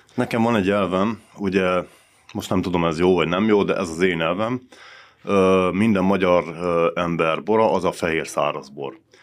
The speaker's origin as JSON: {"language": "Hungarian", "town": "Săcueni", "region": "Bihor County", "country": "Romania", "tie": "born or raised there", "said": "székédi születésű vagyok, székédi lakos"}